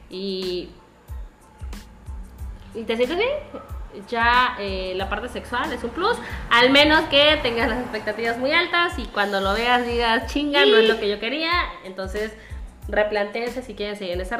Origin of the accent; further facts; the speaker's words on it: Tabasco, Mexico; moved away; somos tabasqueños. Y pues hablamos así.